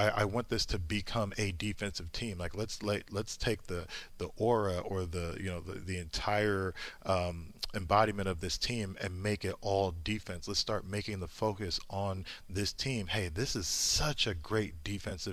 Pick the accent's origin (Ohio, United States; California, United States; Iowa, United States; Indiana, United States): Indiana, United States; Indianapolis; I grew up in Indianapolis